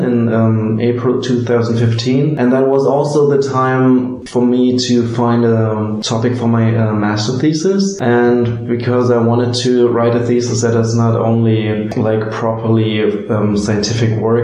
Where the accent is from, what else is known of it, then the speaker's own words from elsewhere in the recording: Berlin, Germany; I grew up here in Berlin, I just approached my old schools